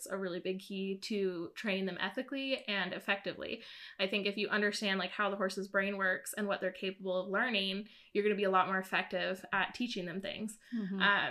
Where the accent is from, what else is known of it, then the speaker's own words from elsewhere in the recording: Southwest Missouri, United States; also born or lived in Vancouver area, Canada; I'm from Missouri, Southwest Missouri. And born and raised there